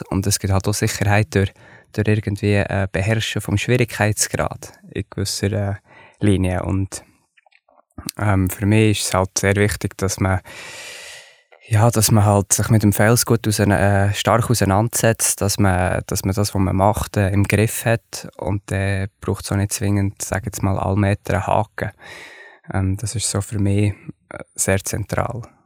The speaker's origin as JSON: {"language": "German", "country": "Switzerland", "tie": "born or raised there", "said": "die Wendestöcke, das ist für mich, ja, das ist meine Heimat, oder? Von dort komme ich, dort, äh, äh, hat meine Familie geklettert"}